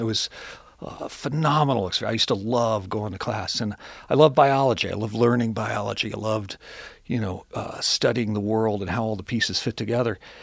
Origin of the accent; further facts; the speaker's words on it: Cincinnati, Ohio, United States; I grew up here in Cincinnati. Um, grew up, uh, in Hyde Park